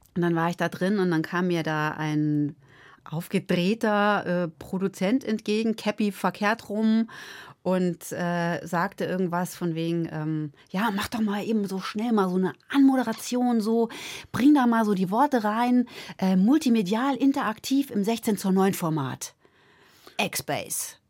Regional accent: Lake Starnberg, Bavaria, Germany; also born or lived in Munich / Cologne; Ich bin halt aufgewachsen da am Starnberger See

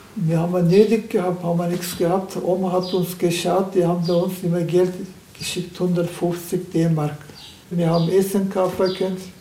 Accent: Turkey; German is a second language; now in Deggendorf, Germany; Ich bin in der Türkei aufgewachsen

